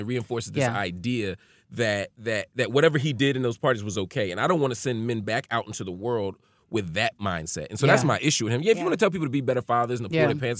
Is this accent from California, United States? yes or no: no; Philadelphia, Pennsylvania, United States; I'm from North Philly, man.